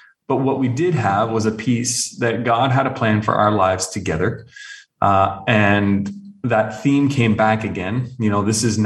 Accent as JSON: {"language": "English", "area": "just outside of Toronto", "region": "southern Ontario", "country": "Canada", "tie": "born or raised there", "moved": "as an adult", "lives_now": "Arabian Peninsula", "said": "I was actually born and raised in Canada, so just outside of Toronto in southern Ontario."}